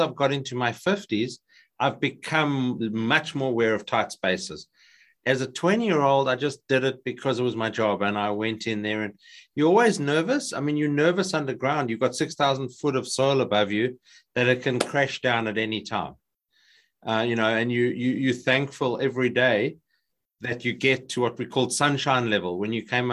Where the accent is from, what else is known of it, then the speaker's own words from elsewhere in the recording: South Africa; moved away as an adult; now in Australia; South African, I grew up in South Africa. I moved to Australia in 1999